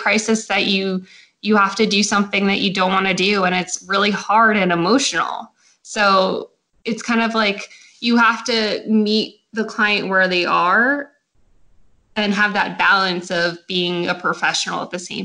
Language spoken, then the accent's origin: English; Central New Jersey, United States; I am from New Jersey, Central Jersey to be specific